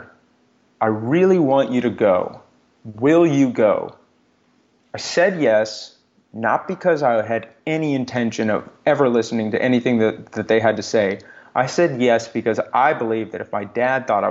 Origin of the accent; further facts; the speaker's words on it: Texas, United States; I grew up in Texas.